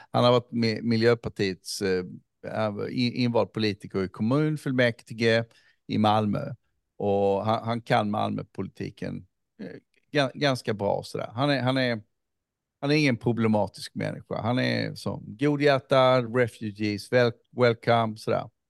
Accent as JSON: {"language": "Swedish", "country": "Somalia", "said": "Men som somalier så är jag ändå där."}